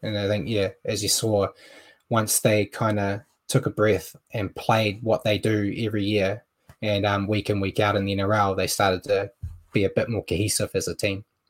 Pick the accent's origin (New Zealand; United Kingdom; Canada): New Zealand; being a Kiwi